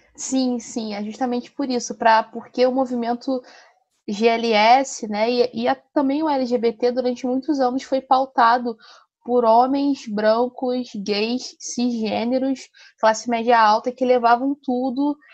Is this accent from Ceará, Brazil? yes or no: no; Rio de Janeiro, Brazil; sou aqui do Rio de Janeiro, do subúrbio do Rio